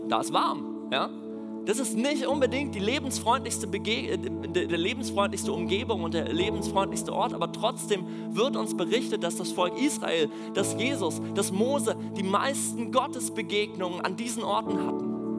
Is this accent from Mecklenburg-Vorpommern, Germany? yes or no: yes; Mecklenburg-Vorpommern, Germany; moved away as an adult; now in Berlin, Germany; aus Mecklenburg, da wo ich herkomme. Ähm, da bin ich groß geworden